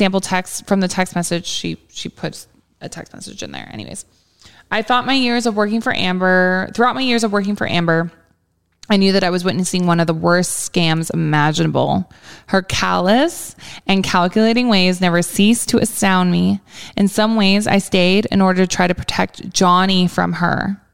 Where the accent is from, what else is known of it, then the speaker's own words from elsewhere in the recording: Brisbane, Queensland, Australia; a newspaper article from my hometown of Brisbane.